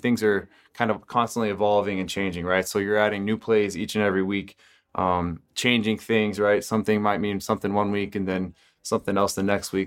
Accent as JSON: {"language": "English", "region": "Texas", "country": "United States", "tie": "born or raised there", "said": "I grew up in Texas"}